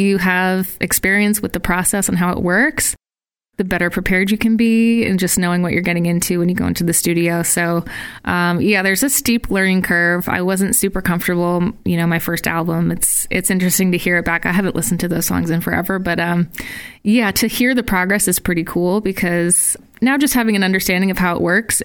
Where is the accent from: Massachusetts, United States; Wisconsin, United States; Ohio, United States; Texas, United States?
Massachusetts, United States; moved away as an adult; now in Providence, United States; I grew up around the Massachusetts area, spent most of my life in Massachusetts